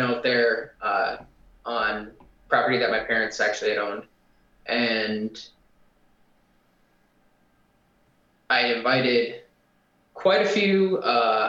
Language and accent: English; Wisconsin, United States; I grew up in Wisconsin, so I was drinking at 13